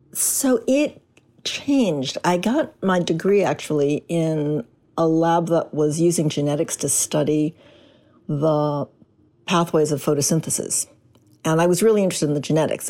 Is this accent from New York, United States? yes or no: no; Chicago, Illinois, United States; also born or lived in Portland, Oregon; I was raised in Chicago, a product of the Chicago public school system